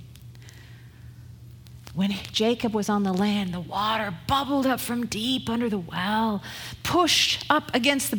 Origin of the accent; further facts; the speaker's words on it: United Kingdom; moved away; I'm British, right? So that's my ancestry